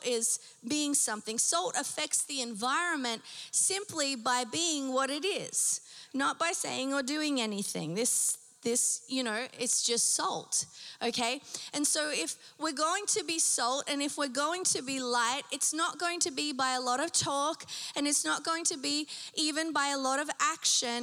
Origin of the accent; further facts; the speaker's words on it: Newcastle, New South Wales, Australia; growing up in Australia, just being around the beach all the time, we lived 5 minutes from the beach. Okay, and my local beach was called Nobby's Beach.